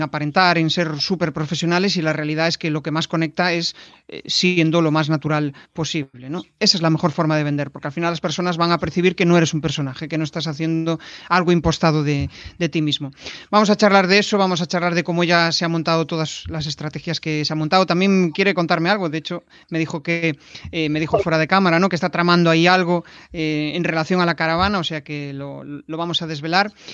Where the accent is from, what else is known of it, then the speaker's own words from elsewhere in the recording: Galicia, Spain; now in Vigo, Spain; somos los dos gallegos, eh, nacimos en el, mismo, en el mismo ayuntamiento